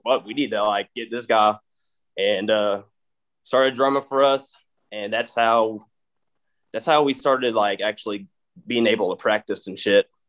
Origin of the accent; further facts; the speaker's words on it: Mineola, Texas, United States; accent: East Texas drawl; I fucking grew up in Mineola, Texas, and like East Texas area